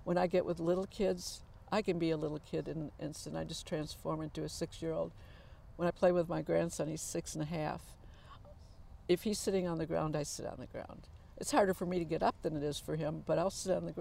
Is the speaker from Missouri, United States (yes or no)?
no; Muskegon, Michigan, United States; I was born in Muskegon, Michigan